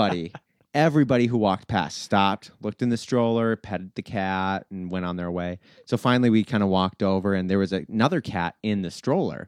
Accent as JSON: {"language": "English", "town": "Willmar", "region": "Minnesota", "country": "United States", "tie": "born or raised there", "said": "I grew up in Willmar, which is a small town about 2 hours west of Minneapolis."}